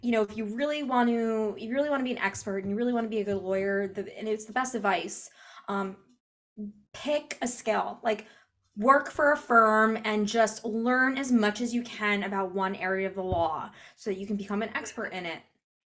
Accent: New Jersey, United States; growing up in New Jersey, right outside of the city

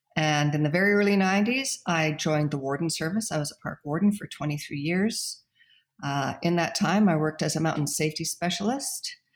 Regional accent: Calgary, Alberta, Canada; also born or lived in Saskatchewan; now in Golden, Canada; moved to Calgary, brought his kids to Calgary, and at that time I would have been about a year old

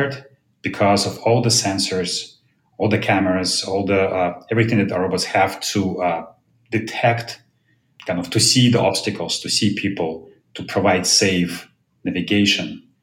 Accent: Moscow, Russia; moved away as an adult; now in United States; I was born in Moscow, Russia, came to US in 1993 to pursue my PhD in math

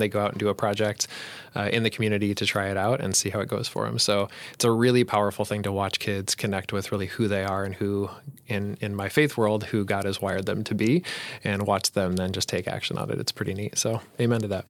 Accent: Colorado, United States; also born or lived in Saint Paul, Minnesota; now in Roseville, United States; I grew up in Colorado

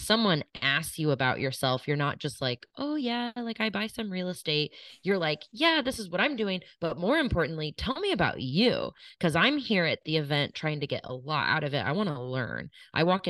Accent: Kansas City, United States; I grew up in Kansas City. I grew up in the suburbs of Kansas City.

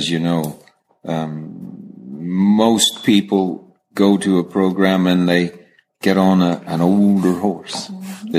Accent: California, United States; I'm a cowboy from California

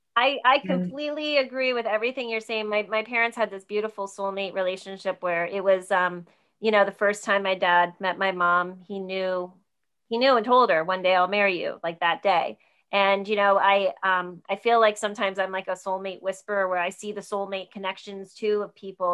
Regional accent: New Jersey, United States; I grew up in New Jersey, so I grew up out an hour outside New York City

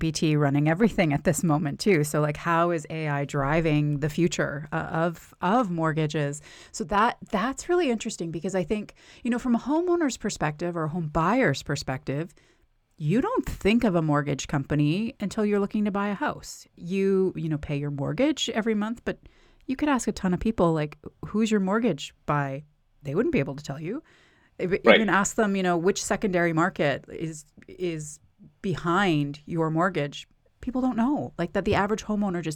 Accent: Canada; now in United States; I'm originally from Canada

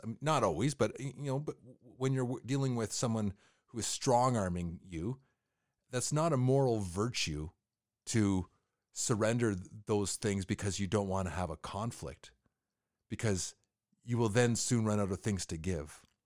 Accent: Canada; as a Canadian

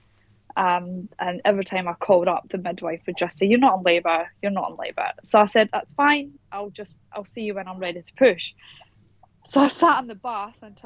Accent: Scotland, United Kingdom; moved away as an adult; now in Perth, Australia; So I am originally from Scotland, but I live in Perth, Western Australia now, and I have done for the last

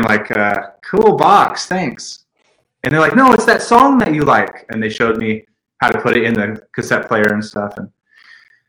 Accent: Stockton, California, United States; A little place called Stockton, California. It's northern

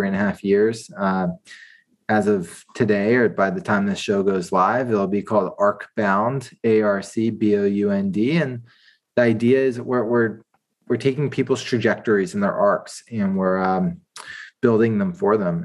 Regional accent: Washington, District of Columbia, United States; moved away as an adult; also born or lived in Georgia, United States; now in San Francisco, United States; I'm from Washington, D.C. area

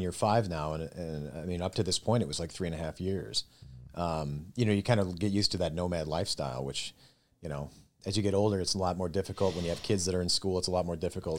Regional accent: Minnesota, United States; moved away as an adult; now in Dayton, United States; we're originally from Minnesota.

